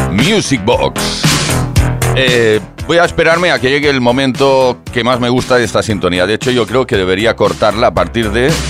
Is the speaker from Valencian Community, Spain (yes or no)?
no; Galicia, Spain; now in Zaragoza, Spain; soy gallega. Muy bien, pero residente en Zaragoza.